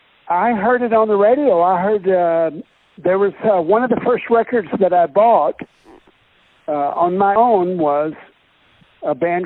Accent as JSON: {"language": "English", "town": "Dallas", "region": "Texas", "country": "United States", "said": "Well, I'm from Dallas"}